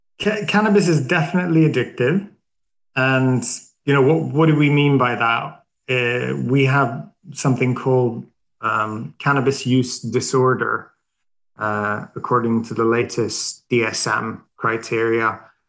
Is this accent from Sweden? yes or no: yes; Sweden; English is a second language; So I think it's a bit of a funny story because I'm Swedish. I grew up in Sweden